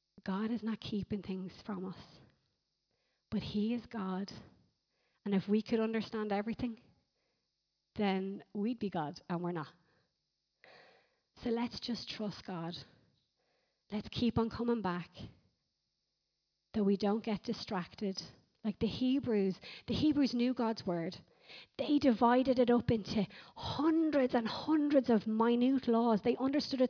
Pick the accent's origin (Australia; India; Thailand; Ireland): Ireland; we're Irish